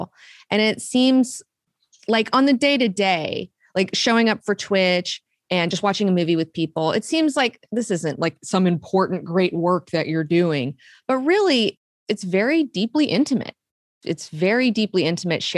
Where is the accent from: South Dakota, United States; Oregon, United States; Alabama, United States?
Alabama, United States; Huntsville; moved away as an adult; also born or lived in Savannah, Georgia; I was born in Huntsville, Alabama.